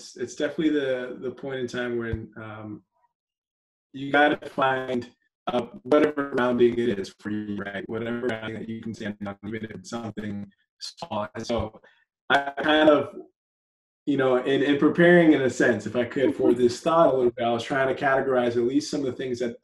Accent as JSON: {"language": "English", "town": "San Antonio", "region": "Texas", "country": "United States", "tie": "born or raised there", "also_born_or_lived": "Dallas", "lives_now": "Houston, United States", "said": "I was born in Dallas, grew up in San Antonio, and I've been in Houston for just about 10 years. So Texas, tried and true"}